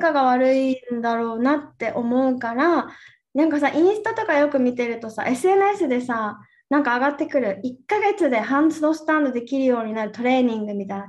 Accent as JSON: {"language": "Japanese", "region": "Okinawa", "country": "Japan", "tie": "born or raised there", "said": "私の地元沖縄よね"}